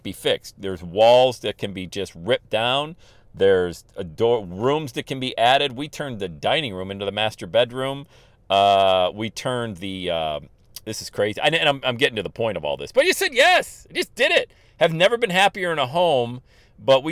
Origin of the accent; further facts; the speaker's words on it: Bradford, Pennsylvania, United States; I'm from Bradford, Pennsylvania.